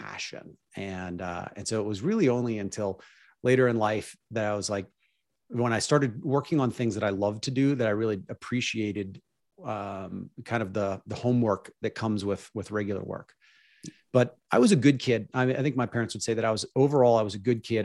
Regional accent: Pittsburgh, Pennsylvania, United States; I grew up in Pittsburgh, P

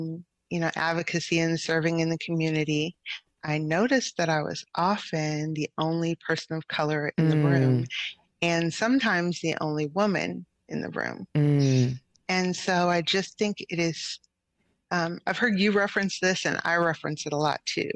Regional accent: Indianapolis, Indiana, United States; now in Zionsville, United States; I come from Indianapolis, so not far away. I grew up on the north side of Indianapolis

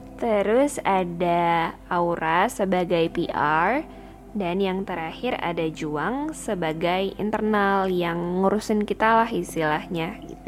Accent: Medan, North Sumatra, Indonesia; moved away as an adult; aku sebagai orang yang born and raised di Sumatera

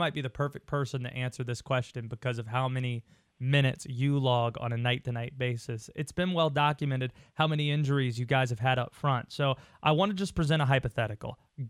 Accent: the Carolinas, United States; He learned I was from the Carolinas

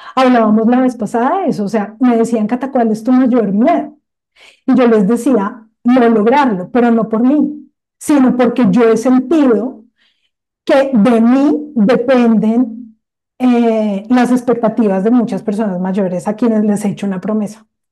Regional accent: Colombia

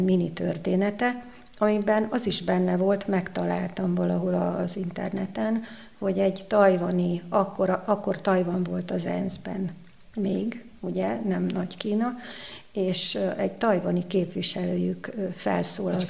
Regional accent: Budapest, Hungary; moved away as an adult; also born or lived in New York / Taiwan; now in Székesfehérvár, Hungary; bár a szülővárosom, de elegem lett Budapestből

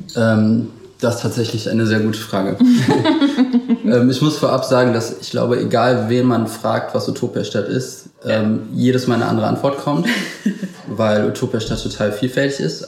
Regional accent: Wuppertal, North Rhine-Westphalia, Germany; ich bin aber in Wuppertal geboren und lebe auch noch hier

